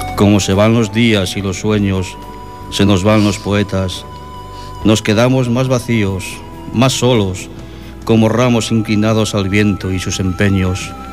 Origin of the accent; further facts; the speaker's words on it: Castile, Spain; now in Sabadell, Spain; Una infancia pequeña y castellana. Un día abandoné el pueblo y dejé en él olvidada mi historia. Bueno, esto es porque soy castellano